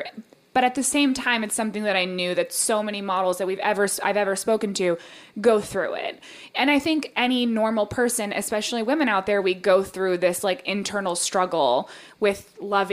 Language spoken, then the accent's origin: English; United States; I am American as it gets